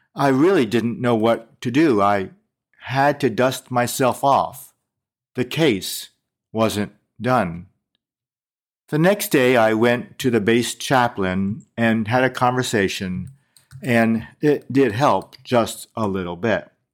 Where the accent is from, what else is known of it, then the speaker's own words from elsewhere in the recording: United States; I grew up in America as an Asian American